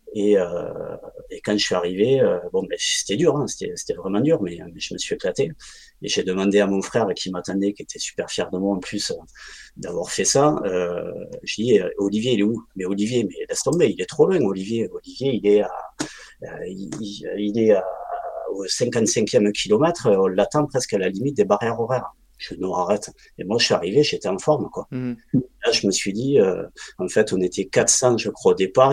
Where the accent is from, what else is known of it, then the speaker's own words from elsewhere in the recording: Ariège, Occitania, France; moved away as an adult; now in Voiron, France; j'habite à Voiron, j'ai grandi, j'ai grandi en Ariège